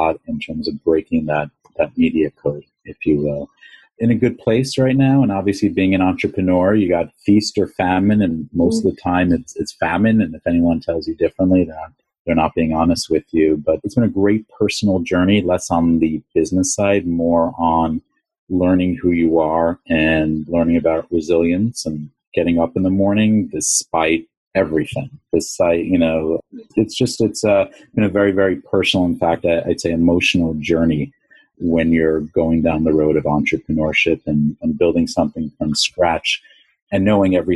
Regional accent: New York City, New York, United States; My background, born and raised in Long Island and in New York City

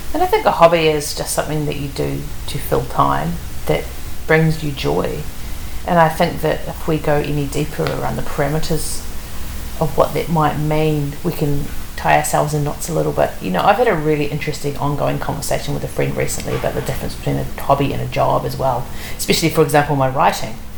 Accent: Wellington, New Zealand; I'm from Wellington, and Wellington is you know it's raining for much of the year.

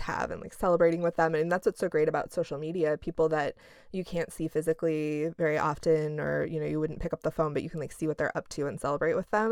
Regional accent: Midwest, United States; we're both from the Midwest

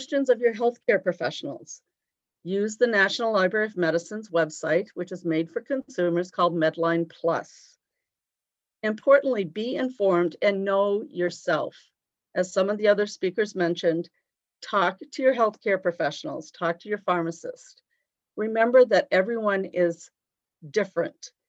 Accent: East Coast, United States; now in Sioux Falls, United States; I'm originally from the East Coast

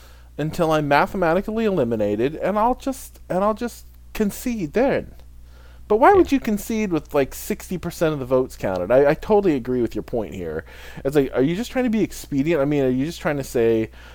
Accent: Midwest, United States; I grew up in the Midwest

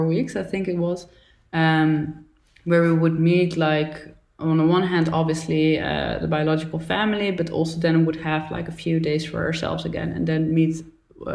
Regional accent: Netherlands; also born or lived in Brazil; when I grew up in the Netherlands

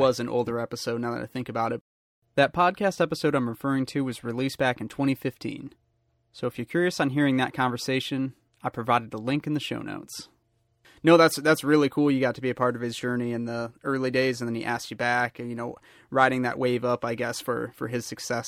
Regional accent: Michigan, United States; born and raised in Michigan

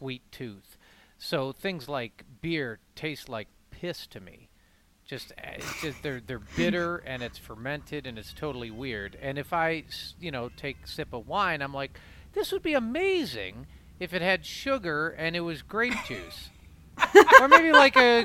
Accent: Ohio, United States; Growing up in Ohio, I remember people would go up to Windsor

